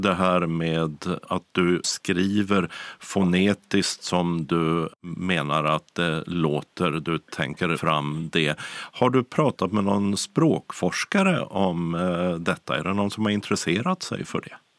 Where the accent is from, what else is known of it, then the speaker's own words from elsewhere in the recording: northern Sweden, Sweden; jag som uppsvensk